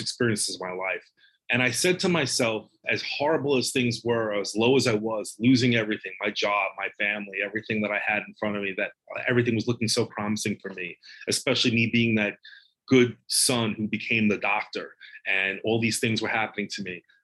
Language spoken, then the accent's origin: English; Long Island, New York, United States; I grew up in Long Island.